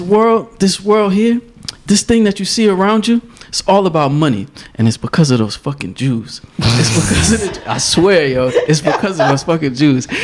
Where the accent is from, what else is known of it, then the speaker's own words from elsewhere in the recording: Newark, New Jersey, United States; I'm from Newark.